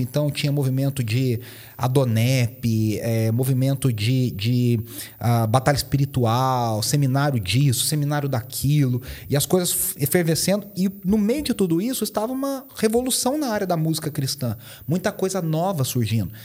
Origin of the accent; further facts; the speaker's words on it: Poços de Caldas, Minas Gerais, Brazil; accent: mineiro; now in São Paulo, Brazil; Eu sou mineiro, de Poços de Caldas, então meu, meu sotaque vai entregar muito que eu sou mineiro.